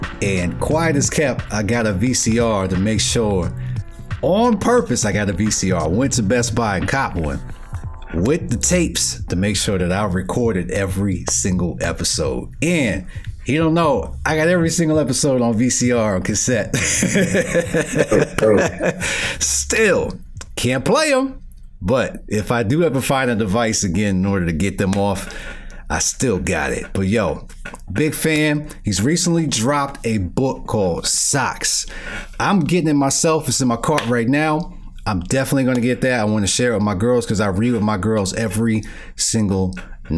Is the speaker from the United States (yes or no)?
yes; New York City, New York, United States; moved away; I'm from Brooklyn